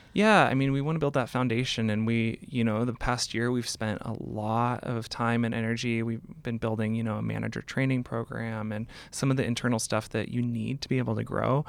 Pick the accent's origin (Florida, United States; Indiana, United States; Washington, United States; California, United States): Washington, United States; Seattle; I grew up in Seattle